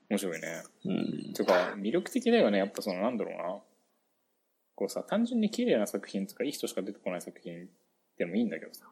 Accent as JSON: {"language": "Japanese", "town": "Shimizu", "region": "Shizuoka", "country": "Japan", "tie": "born or raised there", "moved": "yes", "said": "僕だって清水で生まれてるからね、俺"}